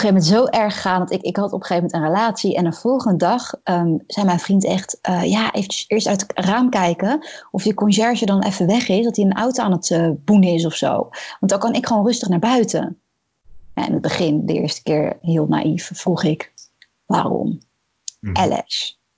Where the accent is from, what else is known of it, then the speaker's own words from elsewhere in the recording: Netherlands; als Nederlandse